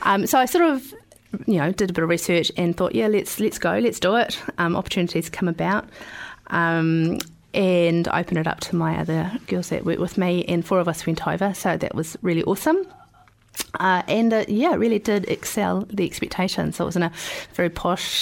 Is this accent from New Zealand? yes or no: yes; New Zealand; I was very proud about being a Kiwi.